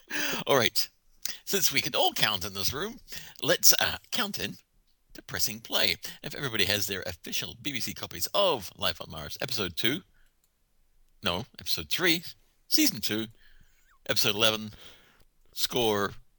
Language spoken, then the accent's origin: English; Ireland; I'm allowed to joke about it. I'm Irish.